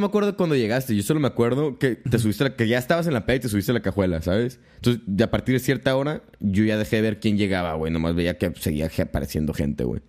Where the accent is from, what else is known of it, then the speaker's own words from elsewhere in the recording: Tijuana, Baja California, Mexico; also born or lived in Guamúchil, Sinaloa / Mexico City; soy de aquí de Tijuana. Este, me fui a la Ciudad de México hace como cinco años